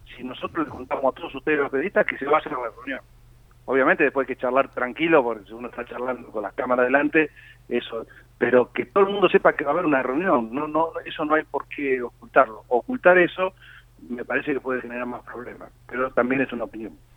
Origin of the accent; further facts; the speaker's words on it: Lanús, Buenos Aires Province, Argentina; yo como todos saben soy de Lanús